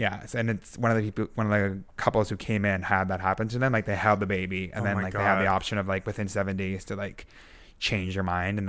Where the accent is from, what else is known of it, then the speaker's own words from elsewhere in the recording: Canada; Yeah, like even as a Canadian, if I wanted to go to any other country, I would have to...